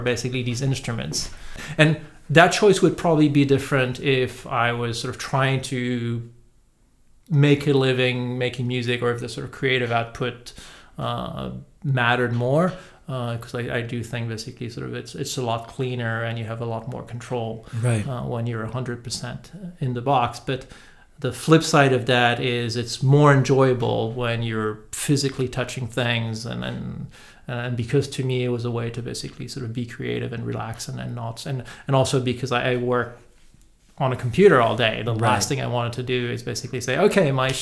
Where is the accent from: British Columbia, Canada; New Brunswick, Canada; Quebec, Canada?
Quebec, Canada; Montreal; English is a second language; moved away as an adult; also born or lived in Italy / London, United Kingdom / Germany / France; now in Los Angeles, United States; I was born in Montreal and I grew up in Montreal